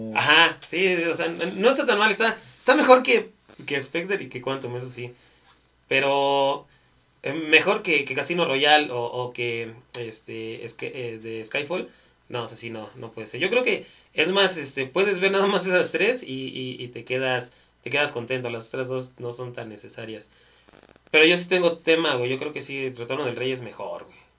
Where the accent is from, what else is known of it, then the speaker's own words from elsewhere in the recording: Mexico; somos mexicanos